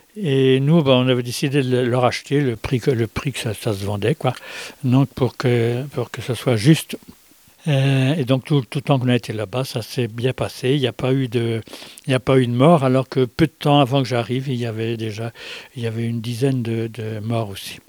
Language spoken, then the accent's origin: French; Brittany, France; born or raised there